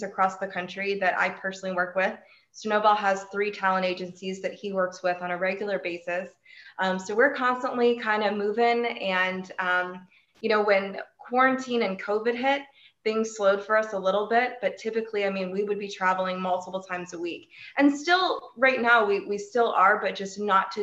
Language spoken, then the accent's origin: English; Mansfield, Ohio, United States; now in Cleveland, United States; I live in Cleveland, Ohio, although I may be moving to Mansfield, my hometown, but I've been in Cleveland for the last 6 years